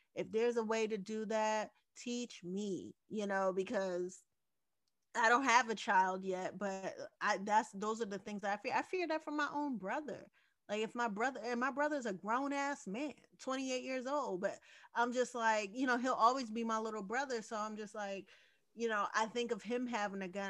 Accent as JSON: {"language": "English", "country": "United States", "tie": "born or raised there", "said": "I am American at the end of the day. This is where I was born."}